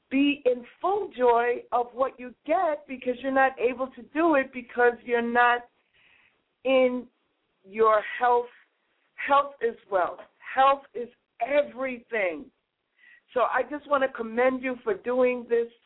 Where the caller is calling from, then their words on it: New York City, New York, United States; I'm calling from the People's Republic of Brooklyn right now.